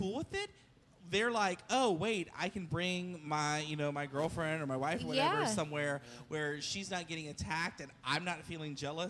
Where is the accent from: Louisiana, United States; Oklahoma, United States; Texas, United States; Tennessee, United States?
Louisiana, United States; Lafayette; I'm from Lafayette.